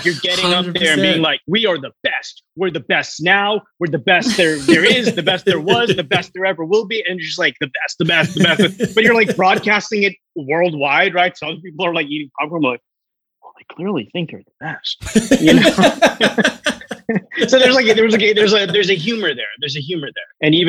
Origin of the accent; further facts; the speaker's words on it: Hong Kong; also born or lived in India / Singapore / United States; like I was born in India, but then I grew up between like Hong Kong and Singapore and spend a little bit of time in the US and just moving around all over the world, right?